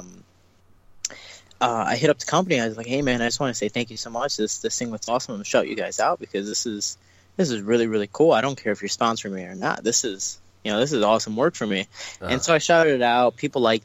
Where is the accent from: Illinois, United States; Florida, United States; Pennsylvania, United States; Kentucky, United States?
Illinois, United States; Chicago; now in California, United States; I'm from Chicago